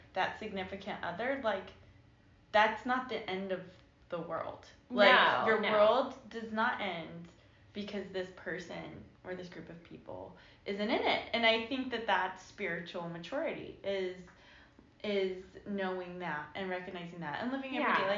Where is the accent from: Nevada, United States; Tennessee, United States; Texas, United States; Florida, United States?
Nevada, United States; Southern; moved away as an adult; also born or lived in Southern California; now in Georgia, United States; I'm Southern Nevadan.